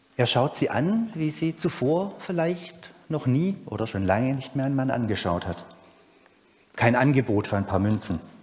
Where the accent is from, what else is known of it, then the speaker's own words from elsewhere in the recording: Urbach, Baden-Württemberg, Germany; bei uns zu Hause in Ober- und Unterurbach